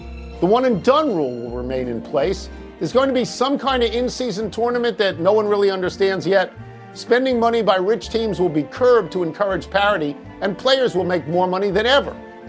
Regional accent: New York, United States; I was born and raised in New York.

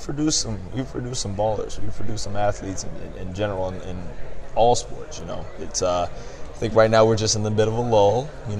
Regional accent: Atlanta, Georgia, United States; I'm from Atlanta.

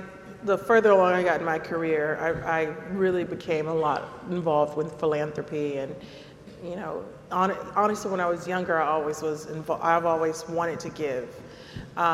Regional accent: Compton, California, United States; I'm from Compton, California, and we couldn't really afford to buy Gatorade.

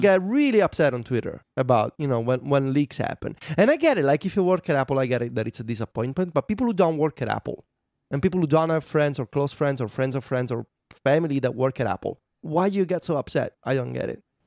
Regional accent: Italy; born or raised there

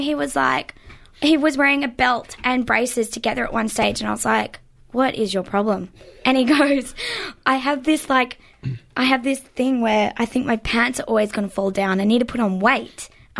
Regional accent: Melbourne, Victoria, Australia; because I'm from Melbourne?

